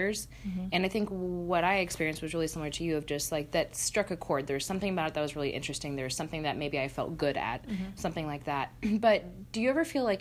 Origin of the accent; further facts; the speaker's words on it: McMinnville, Oregon, United States; as a kid growing up in McMinnville